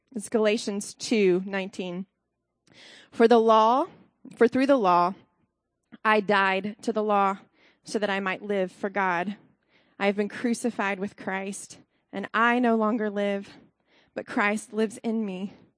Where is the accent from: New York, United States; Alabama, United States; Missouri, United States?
Alabama, United States; now in Columbus, United States; I'm from Alabama originally